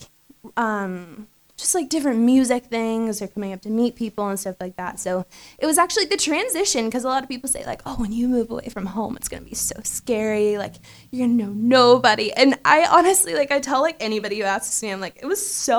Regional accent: Indian Harbour Beach, Florida, United States; now in Nashville, United States; I'm from Florida, but I live in Nashville now

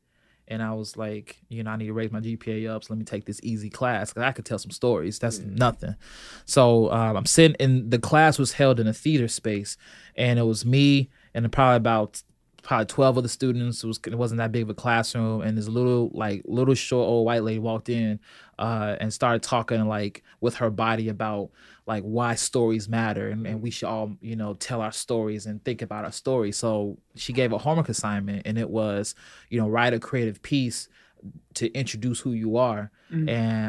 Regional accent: Chicago, Illinois, United States; also born or lived in Belgium / California; So I was born in Belgium, military family. So we hopped around a lot, California. But mostly it's been Chicago. Mostly it's been Southside, particularly 93rd and King Drive.

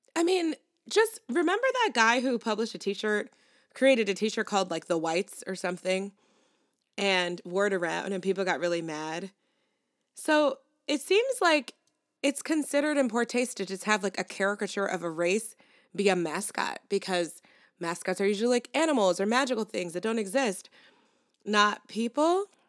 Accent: New York City, New York, United States; I felt so represented as a New Yorker

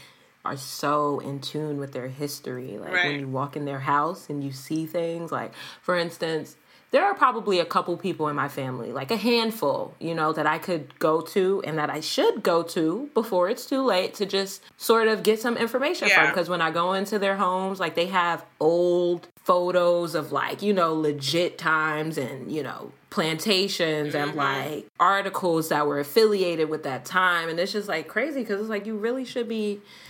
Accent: United States; born there; I was born in America, but...

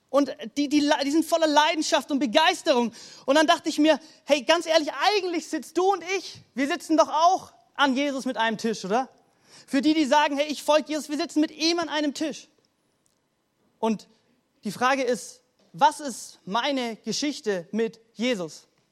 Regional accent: Germany; so privilegiert sind als Deutsche

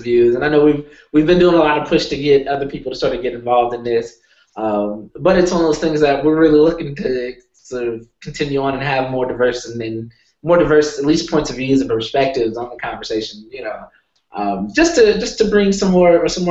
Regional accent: Sacramento, California, United States; also born or lived in San Francisco, California / Denver, Colorado; So I'm from California. I was born in San Francisco, and San Francisco is very diverse.

